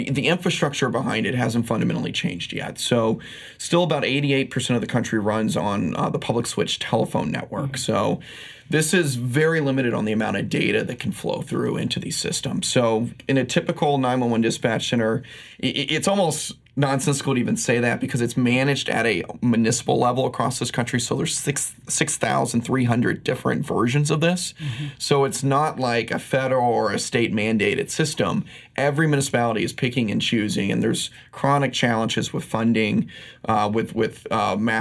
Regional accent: Midwest, United States; moved away as an adult; now in New York, United States; I grew up in the Midwest, as I mentioned. And so after college, I moved out to New York

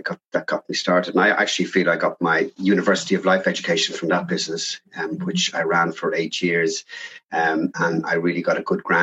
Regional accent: Dublin, Leinster, Ireland; I grew up in South Dublin

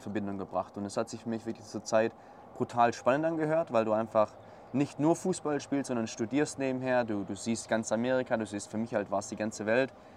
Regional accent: Swabia, Black Forest, Baden-Württemberg, Germany; ich komme aus dem Schwabenland, aus dem Schwarzwald, ähm, relativ kleine Region

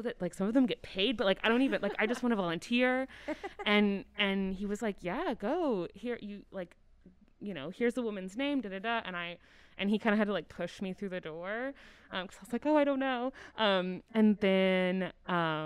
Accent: Oklahoma City, Oklahoma, United States; I grew up in Oklahoma, in Oklahoma City.

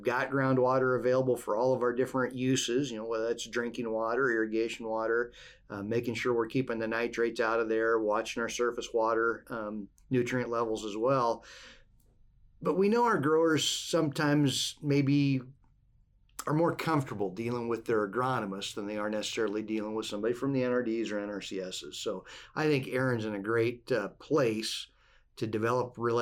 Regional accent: Western Iowa, United States; now in Nebraska, United States; I grew up in Western Iowa in those Lush Hills.

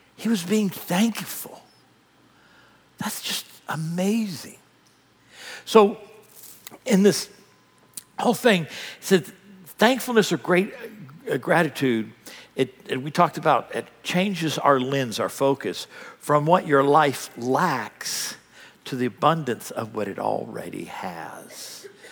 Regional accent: United States; I'm an American

